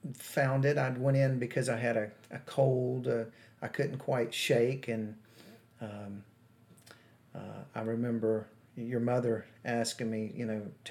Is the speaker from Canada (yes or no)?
no; Mobile, Alabama, United States; I'm from Mobile. I was born and raised here.